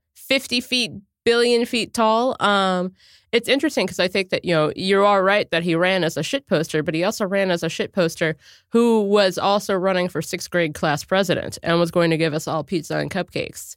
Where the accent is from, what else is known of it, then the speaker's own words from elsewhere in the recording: Cincinnati, Ohio, United States; I'm from Cincinnati, Ohio